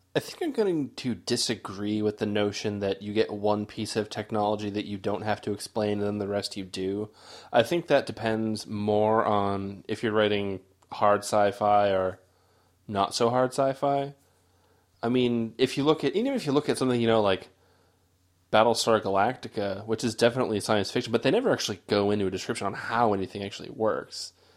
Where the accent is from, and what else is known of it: United States